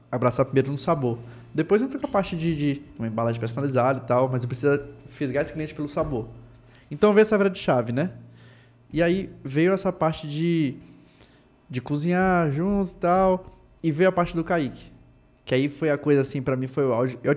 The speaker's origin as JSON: {"language": "Portuguese", "town": "Itabuna", "region": "Bahia", "country": "Brazil", "tie": "born or raised there", "said": "ela é de Tabuna, sul da Bahia, do interior, tá lá, a hamburgueria é de lá, porra eu, minha cidade, pô, nasci aqui"}